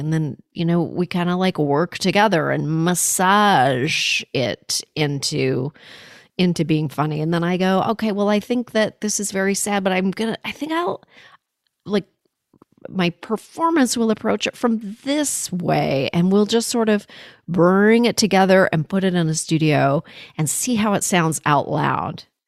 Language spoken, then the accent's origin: English; Canada; now in United States; I was born in Canada. I'm an American now. I vote here